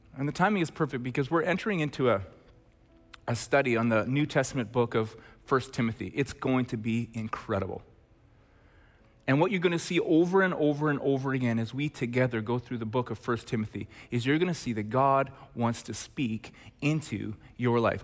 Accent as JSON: {"language": "English", "town": "Red Deer", "region": "Alberta", "country": "Canada", "tie": "born or raised there", "said": "when I was in grade eleven, growing up in Red Deer, Alberta"}